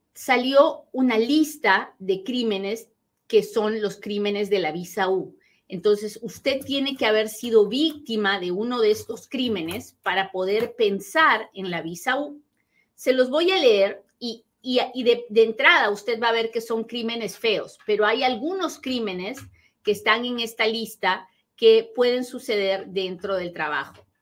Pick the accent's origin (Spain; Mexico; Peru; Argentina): Peru; soy peruana